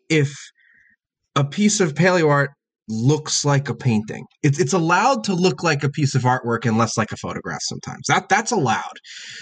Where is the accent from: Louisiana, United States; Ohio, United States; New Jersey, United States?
New Jersey, United States; where I grew up in New Jersey